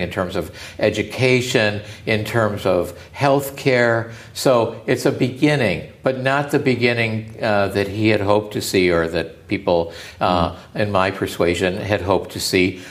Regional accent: United States; As an American

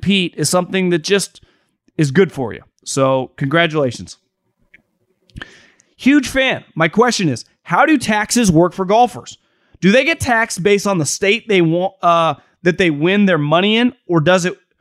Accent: Northern California, United States; moved away as an adult; now in Arizona, United States; I'm from Northern California

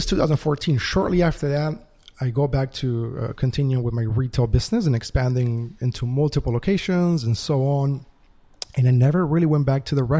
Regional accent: Atlanta, Georgia, United States; also born or lived in Uruguay; I came to America with my family when I was 10 years old. I grew up here in Georgia, in Atlanta, Georgia

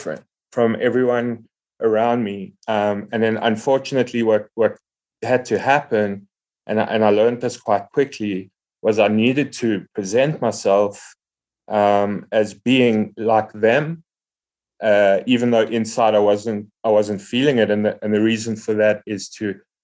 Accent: Johannesburg, Gauteng, South Africa; I'm from Johannesburg in South Africa. We have a really, really cool recovery community here.

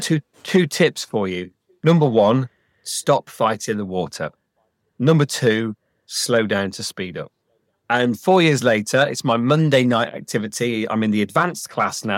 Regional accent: Leicestershire, East Midlands, United Kingdom; I grew up in Leicestershire, and Leicestershire was incredibly advanced in education

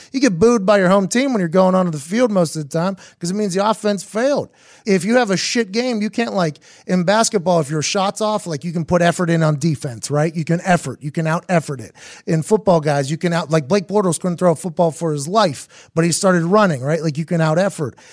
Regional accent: Pittsburgh, Pennsylvania, United States; I'm from Pittsburgh

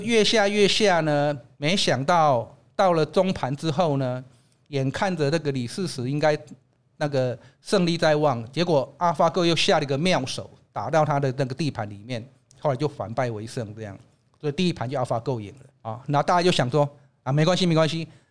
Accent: Taiwan; 我们台湾人…博士

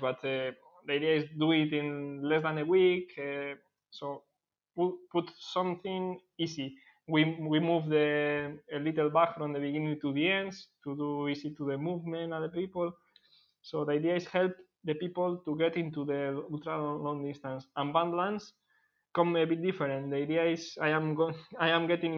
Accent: Bilbao, Basque Country, Spain; I organize from Bilbao because I am from Bilbao

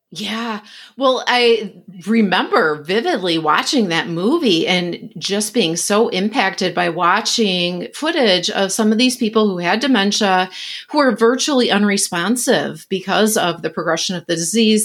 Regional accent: West Michigan, United States; I grew up in West Michigan, where there are lots of Dutch people

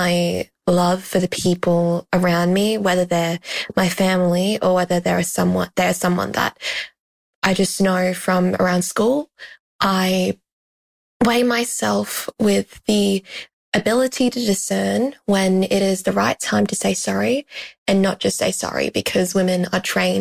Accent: Queensland, Australia; I am a 17-year-old girl from Queensland, Australia

